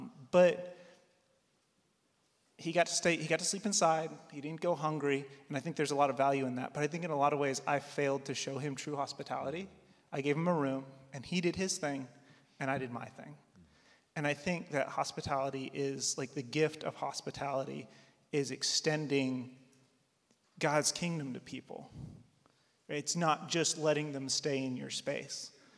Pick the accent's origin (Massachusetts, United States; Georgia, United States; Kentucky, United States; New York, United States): Kentucky, United States; Wilmore; So I grew up in Wilmore, Jessamine County